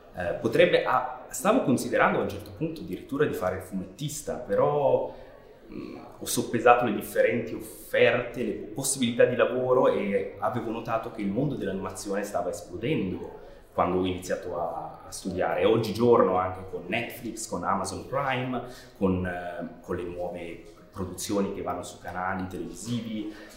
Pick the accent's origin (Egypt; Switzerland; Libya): Switzerland; near Chiasso, Ticino; now in London, United Kingdom; vengo dal Canton Ticino, vicino a Chiasso, e sono un regista di animazione in Inghilterra, soprattutto eh, con base a Londra